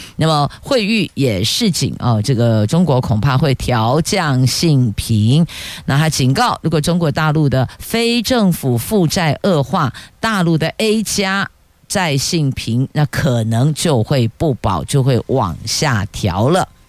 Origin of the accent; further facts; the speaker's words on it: Taiwan; 我们台湾人都很聪明